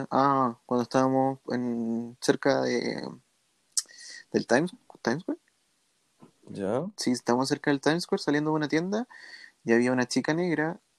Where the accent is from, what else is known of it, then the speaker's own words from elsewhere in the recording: Chile; nosotros, nosotros como chilenos no, no recibimos el racismo que recibe una persona extranjera dentro de Chile, ¿cachai?